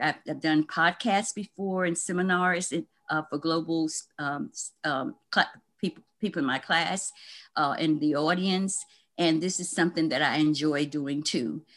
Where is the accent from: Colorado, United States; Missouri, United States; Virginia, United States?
Virginia, United States; Lynchburg; moved away; my hometown, Lynchburg, Virginia